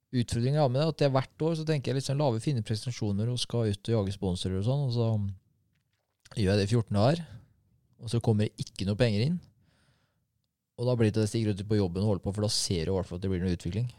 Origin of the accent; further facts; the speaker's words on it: Norway; Jeg er fra Norge